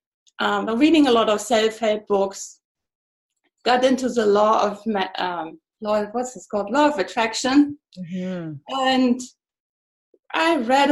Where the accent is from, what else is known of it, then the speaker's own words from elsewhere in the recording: east part of Germany, eastern Germany, Germany; English is a second language; moved away as an adult; I'm German. I was born in Germany, actually in the east part of Germany.